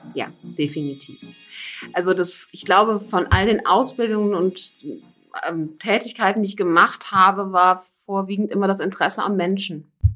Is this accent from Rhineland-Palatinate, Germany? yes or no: yes; Koblenz, Rhineland-Palatinate, Germany; ich komme hier aus dem Raum Koblenz. Aus Koblenz auch nie wirklich dann weggekommen.